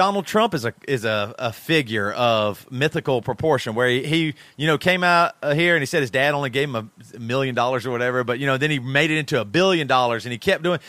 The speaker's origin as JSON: {"language": "English", "country": "United States", "tie": "born or raised there", "said": "I grew up in America"}